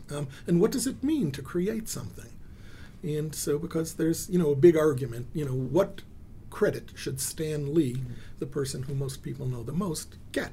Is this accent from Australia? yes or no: no; Israel; I was born in Israel